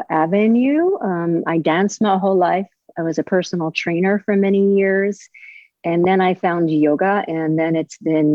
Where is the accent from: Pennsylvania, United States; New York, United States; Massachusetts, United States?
New York, United States; now in Delray Beach, United States; I grew up in New York